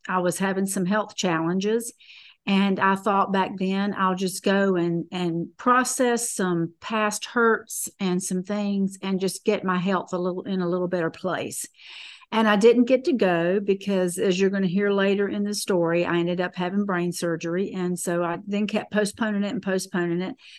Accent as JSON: {"language": "English", "town": "Fayetteville", "region": "North Carolina", "country": "United States", "tie": "born or raised there", "said": "I was born and raised in Fayetteville, North Carolina"}